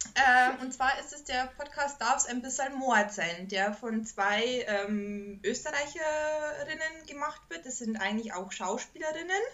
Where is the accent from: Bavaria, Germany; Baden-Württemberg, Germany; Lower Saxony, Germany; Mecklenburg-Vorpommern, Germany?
Bavaria, Germany; moved away; in meinem Ort, wo ich groß geworden bin